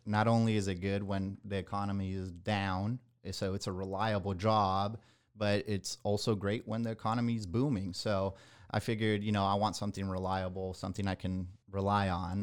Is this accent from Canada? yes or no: no; Nicaragua; moved away as an adult; also born or lived in Miami, Florida / San Antonio, Texas; now in Texas, United States; I was born in Miami, Florida, but at a young age, I moved down to Nicaragua, which is in Central America.